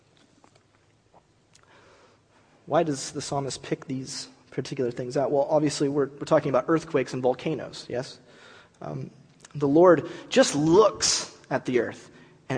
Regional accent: California, United States; America, California

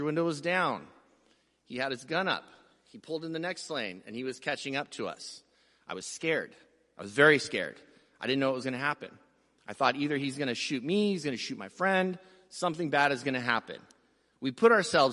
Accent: San Diego, California, United States; We grew up poor in City Heights, San Diego

